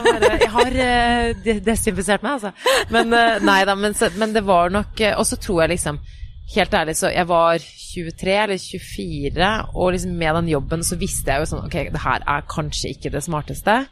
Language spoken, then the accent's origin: Norwegian; Oslo, Norway; Jeg er jo vokst opp der hvor jeg bor nå.